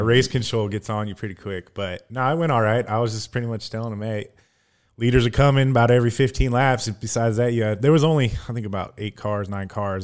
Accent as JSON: {"language": "English", "town": "Sacramento", "region": "California", "country": "United States", "moved": "yes", "said": "originally from, uh, Sacramento area out in California."}